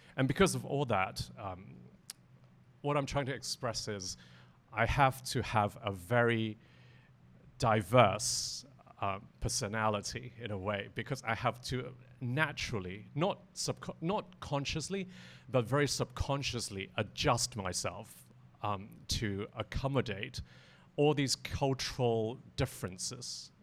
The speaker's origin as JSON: {"language": "English", "country": "Hong Kong", "tie": "born or raised there", "said": "I was born in Hong Kong too"}